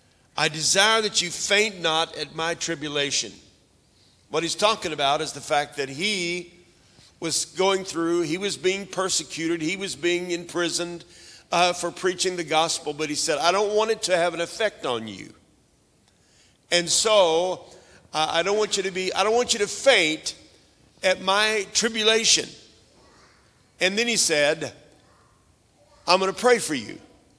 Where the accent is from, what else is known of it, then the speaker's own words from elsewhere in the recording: Oklahoma, United States; I was raised up in Oklahoma, and right near where I was raised, just to the west of us, was a big lake called Lake Keystone